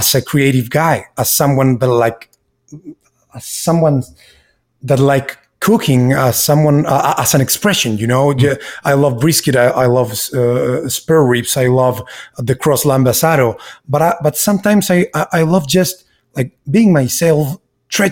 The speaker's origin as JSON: {"language": "English", "country": "Chile", "tie": "born or raised there", "also_born_or_lived": "Miami, United States", "second_language": "English", "moved": "yes", "lives_now": "Austin, United States", "said": "I'm from Chile. I grew up between countryside and city."}